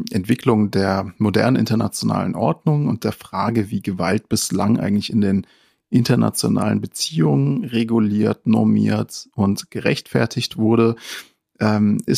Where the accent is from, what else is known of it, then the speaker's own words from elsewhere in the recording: Frankfurt, Hesse, Germany; Da sind wir natürlich als Frankfurter äh, sehr erfreut und wünschen Omid sehr viel Erfolg dabei.